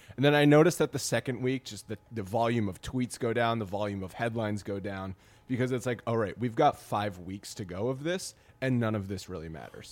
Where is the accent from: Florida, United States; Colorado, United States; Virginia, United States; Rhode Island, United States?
Rhode Island, United States; I grew up in Rhode Island, so I was always sort of a Yankees fan through my family